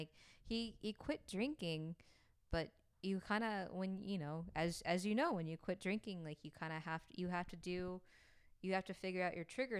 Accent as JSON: {"language": "English", "region": "Oklahoma", "country": "United States", "said": "yeah, I'm from Oklahoma, and it was Indian territory for"}